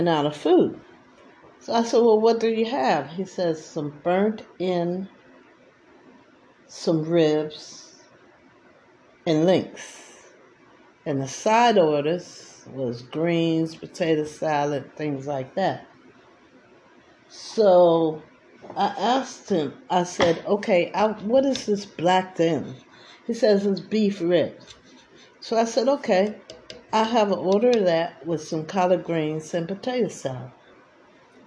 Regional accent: East Coast, United States; I'm from the East Coast.

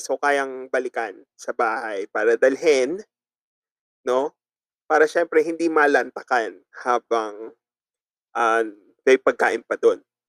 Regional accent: Ticao Island, Bicol Region, Philippines; sa probinsya namin sa Tikau Island

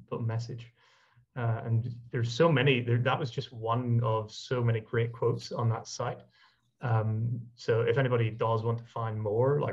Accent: Ireland; I'm Irish

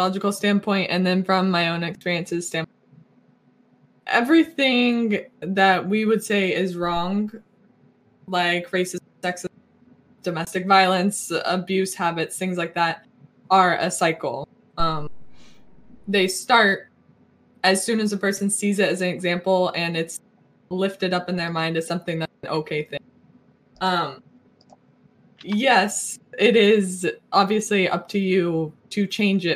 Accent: the American South, United States; I grew up in a Southern conservative Christian family.

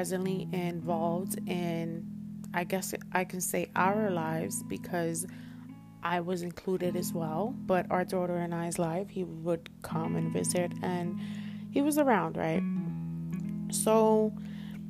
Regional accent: New York City, New York, United States; also born or lived in Washington Heights; I was born in Washington Heights, raised in Harlem

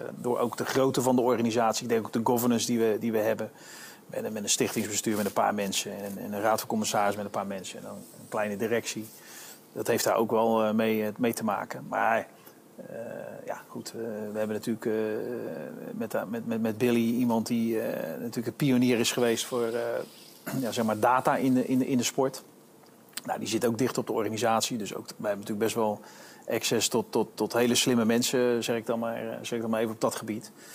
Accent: Netherlands; moved away as an adult; also born or lived in United States; toen ik naar Amerika ging, vanuit Nederland komende

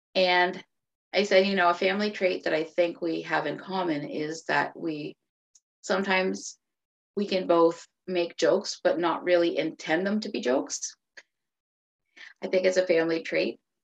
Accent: Cape Breton, Nova Scotia, Canada; moved away as an adult; now in Fredericton, Canada; I am originally from Cape Breton, Nova Scotia, which is a little island on the tip of Nova Scotia. If you've heard of the Cabot Trail, that's where I grew up

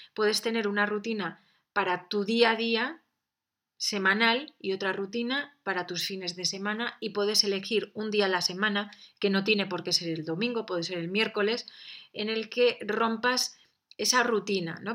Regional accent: San Sebastián, Basque Country, Spain; Yo que he nacido en un ambiente de playa, soy de San Sebastián

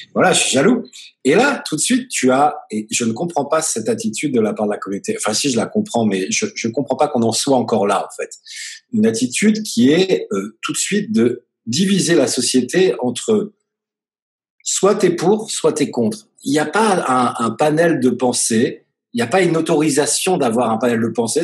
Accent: France; now in Tel Aviv, Israel; nous, on est français

